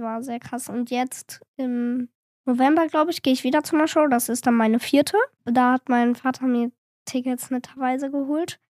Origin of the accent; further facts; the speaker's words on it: Cologne, North Rhine-Westphalia, Germany; ich bin zehn Jahre alt, ich komme hier auch aus Köln